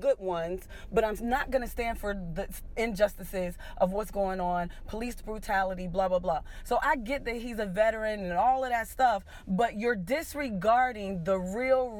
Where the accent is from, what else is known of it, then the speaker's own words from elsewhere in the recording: Pittsburgh, Pennsylvania, United States; I'm from Pittsburgh